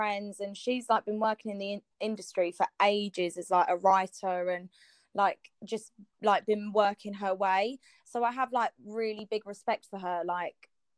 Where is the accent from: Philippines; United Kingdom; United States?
United Kingdom